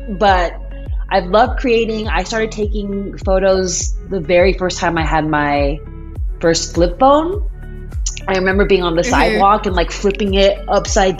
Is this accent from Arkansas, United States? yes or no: no; Aurora, Colorado, United States; moved away as an adult; also born or lived in Michigan / California / Seattle, Washington; now in Lynnwood, United States; Born and raised in Aurora, Colorado